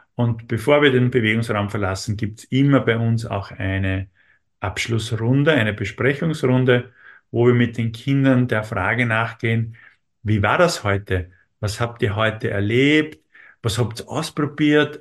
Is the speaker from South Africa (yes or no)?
no; Austria; uns in Österreich